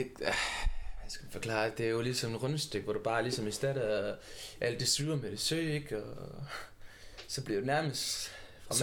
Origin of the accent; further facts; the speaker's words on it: Funen, Southern Denmark, Denmark; Jeg er opvokset i Bones på Fyn